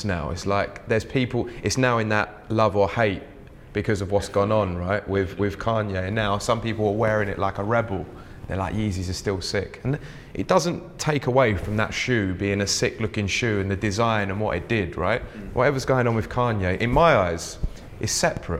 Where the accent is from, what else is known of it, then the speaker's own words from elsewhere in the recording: London, United Kingdom; I grew up in South London